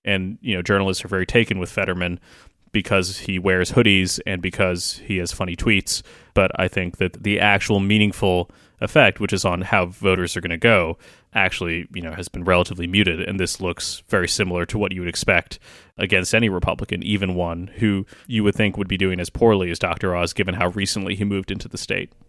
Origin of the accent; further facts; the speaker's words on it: Kentucky, United States; my home state of Kentucky